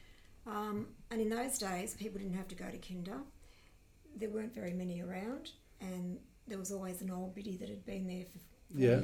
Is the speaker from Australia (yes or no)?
yes; Melbourne, Victoria, Australia; Born in North Fitzroy, in a little hospital that... Salvation Army Hospital was, which doesn't exist anymore